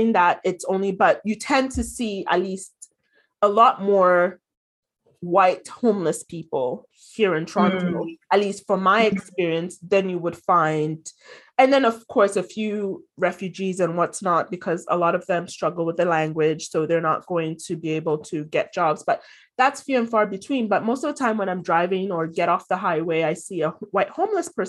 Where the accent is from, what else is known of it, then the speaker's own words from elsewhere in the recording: Ghana; moved away as an adult; in Ghana, like growing up